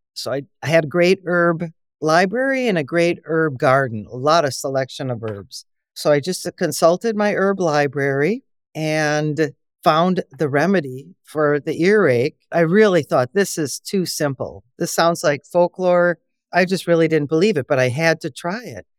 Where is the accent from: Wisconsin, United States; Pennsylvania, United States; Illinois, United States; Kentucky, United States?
Wisconsin, United States; my background is I'm from Wisconsin